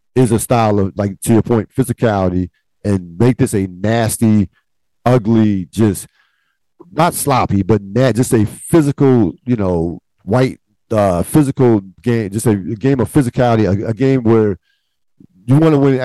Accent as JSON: {"language": "English", "town": "Philadelphia", "region": "Pennsylvania", "country": "United States", "tie": "born or raised there", "said": "I grew up in the Philadelphia area"}